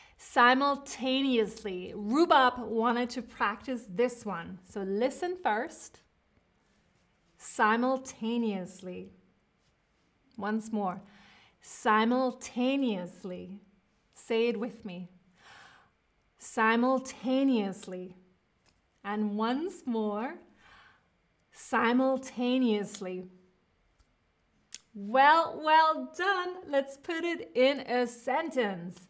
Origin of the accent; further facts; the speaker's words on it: United States; accent: American; now in Berlin, Germany; I am speaking with an American accent. I'm speaking with an American accent.